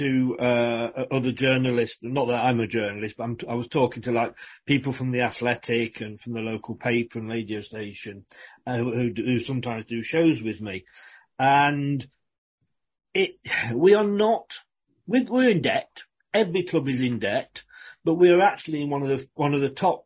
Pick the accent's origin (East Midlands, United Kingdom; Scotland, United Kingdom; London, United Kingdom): East Midlands, United Kingdom; Leicester; moved away as an adult; now in Bournemouth, United Kingdom; I'm born and bred in Leicester